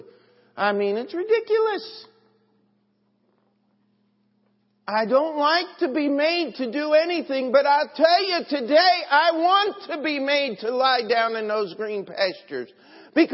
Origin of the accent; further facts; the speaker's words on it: United States; I'm an American.